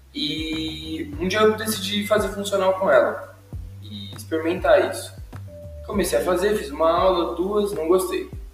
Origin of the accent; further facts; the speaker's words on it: Indaiatuba, São Paulo, Brazil; quando eu mudei de São Paulo para Indaiatuba